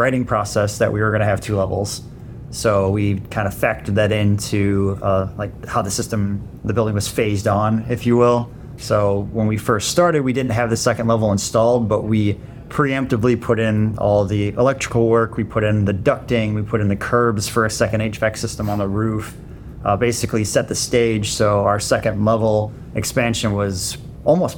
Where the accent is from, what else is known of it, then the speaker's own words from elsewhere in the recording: Illinois, United States; moved away as an adult; also born or lived in Minnesota; now in Ohio, United States; I grew up in Illinois